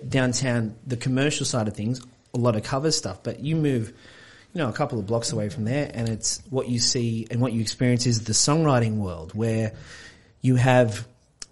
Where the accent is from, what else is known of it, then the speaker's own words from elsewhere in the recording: Gunnedah, New South Wales, Australia; moved away as an adult; also born or lived in Sydney / United States; now in Wollongong, Australia; I was from Gunnedah, which is northwest New South Wales, sort of out in the country.